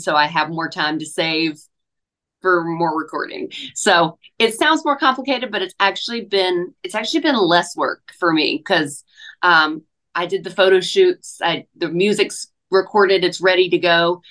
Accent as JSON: {"language": "English", "town": "Hickory", "region": "North Carolina", "country": "United States", "tie": "born or raised there", "moved": "yes", "lives_now": "Nashville, United States", "said": "I did a couple festivals in my hometown this past year. Did my um, Hickory Oktoberfest on the main stage"}